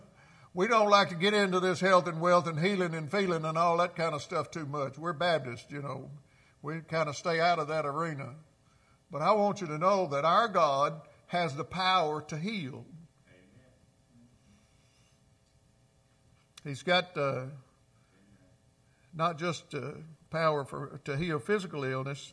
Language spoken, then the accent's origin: English; Clarksdale, Mississippi, United States; Clarksdale, my hometown